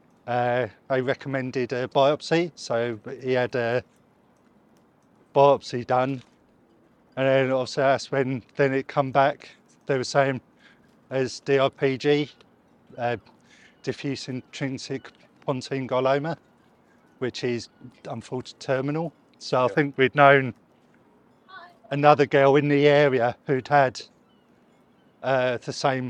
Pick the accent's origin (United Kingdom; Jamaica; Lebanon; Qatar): United Kingdom; Southend-on-Sea, East of England; also born or lived in Rayleigh; we're from Southend area and Rayleigh. So moved here when I was younger